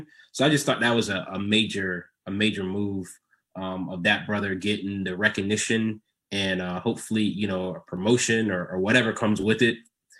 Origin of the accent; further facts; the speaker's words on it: Orlando, Florida, United States; the Orlando Sentinel, my hometown newspaper